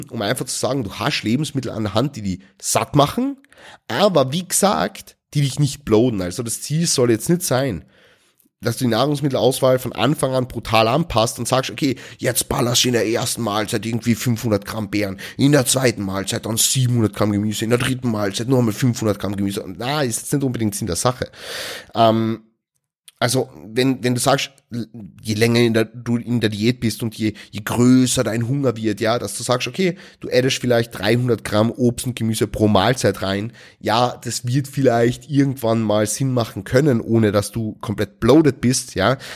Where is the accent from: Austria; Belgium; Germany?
Austria; Also bei uns in Österreich heißt es Laugenstange. Ja, also mit einem L am Ende. Stangerl.